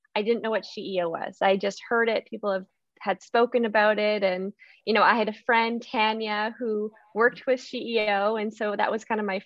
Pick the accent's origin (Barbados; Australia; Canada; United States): Canada; Okanagan region, British Columbia; I'm originally from Canada's only desert. Yes, Canada does have a desert, and that is the Okanagan region. And so growing up, water conservation was something that I thought about.